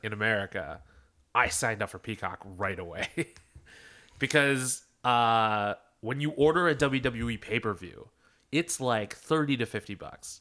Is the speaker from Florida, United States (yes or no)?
no; Philadelphia, Pennsylvania, United States; I'm from Philadelphia